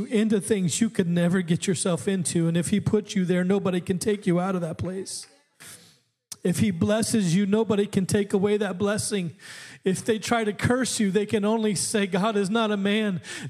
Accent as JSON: {"language": "English", "region": "Alaska", "country": "United States", "tie": "born or raised there", "said": "I grew up in Alaska"}